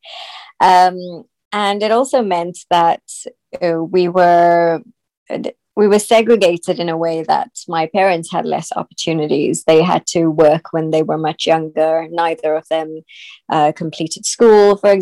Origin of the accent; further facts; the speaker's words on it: South Africa; I was born in South Africa.